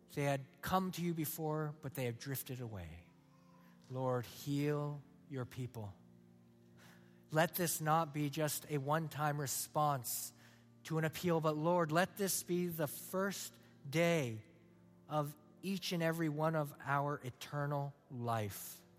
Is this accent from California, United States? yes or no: yes; San Luis Obispo, California, United States; moved away; I'm from San Luis Obispo, California